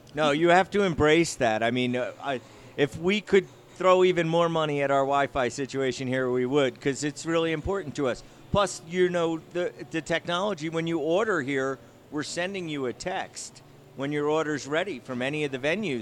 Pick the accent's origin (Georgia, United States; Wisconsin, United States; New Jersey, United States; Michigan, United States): New Jersey, United States; now in Denver, United States; what I grew up on in New Jersey